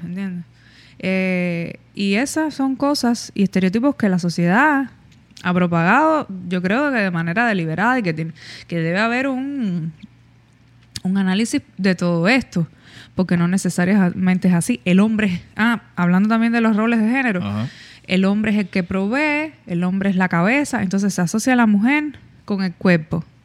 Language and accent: Spanish; Cuba; nosotros que somos cubanos